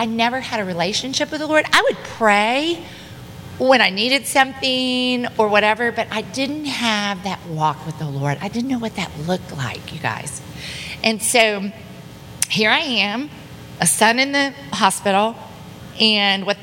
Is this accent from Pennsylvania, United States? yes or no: no; Dallas, Texas, United States; And so I grew up here in Dallas